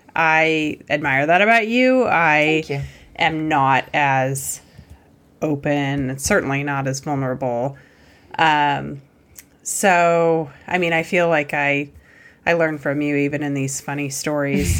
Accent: Montana, United States; growing up in Montana

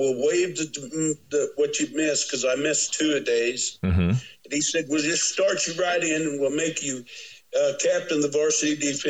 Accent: Windsor, Missouri, United States; also born or lived in Columbia, Missouri; And I'd been there, you know, all along through seventh grade and everything in my hometown of Windsor, Missouri

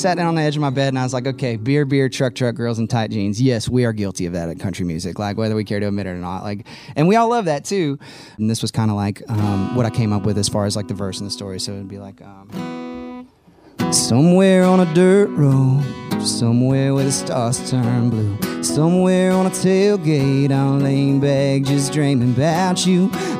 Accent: Austin, Texas, United States; Born and raised in Austin, Texas. I actually never lived anywhere else till I moved here.

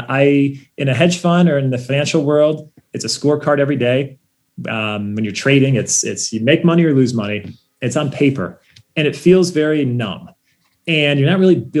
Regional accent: Ohio, United States; we grew up in Ohio

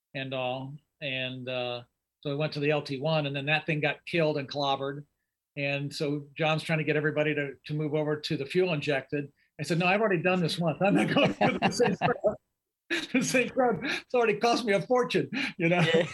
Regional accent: Indianapolis, Indiana, United States; moved away as an adult; also born or lived in Lima, Ohio / Pittsburgh, Pennsylvania / Connecticut; now in Raleigh, United States; I was born and raised in Indianapolis. And most people don't know that I grew up in Indy.

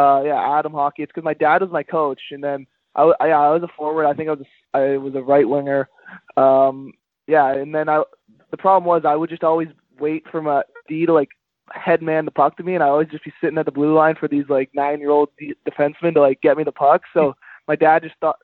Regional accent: Ottawa, Ontario, Canada; I'm from Nepean, Ontario. Born and raised in Nepean, Ontario, which is just a suburb of Ottawa

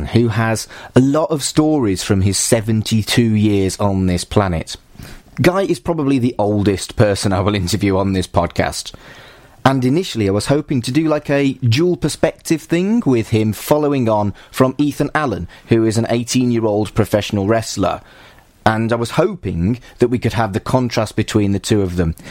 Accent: Wolverhampton, West Midlands, United Kingdom; moved away as an adult; now in Manchester, United Kingdom; I've lived here longer than I lived in Wolverhampton, where I'm from.

